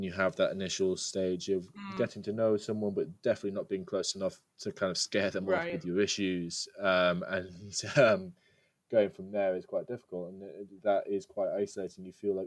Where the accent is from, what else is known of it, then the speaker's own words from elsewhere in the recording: Yorkshire and the Humber, United Kingdom; moved away as an adult; now in London, United Kingdom; I came from Yorkshire's Yorkshire, it's northern